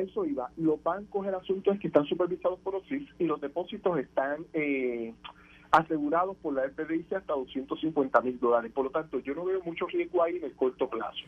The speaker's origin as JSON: {"language": "Spanish", "country": "Puerto Rico", "said": "hablando como puertorriqueño, persona y economista"}